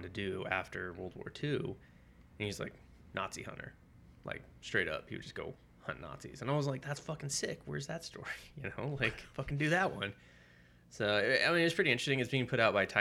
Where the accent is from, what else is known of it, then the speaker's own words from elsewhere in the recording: United States; growing up in the States